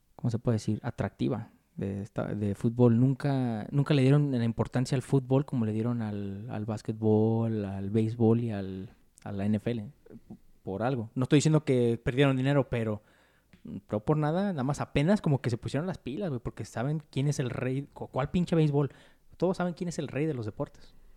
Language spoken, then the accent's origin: Spanish; Mexico; como mexicano